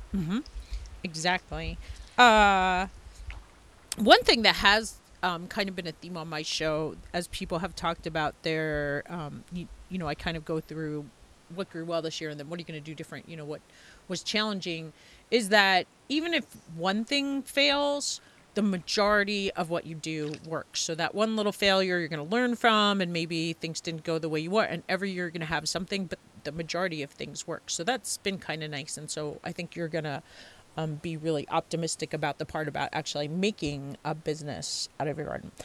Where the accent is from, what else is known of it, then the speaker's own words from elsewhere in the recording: Long Island, New York, United States; I grew up on Long Island too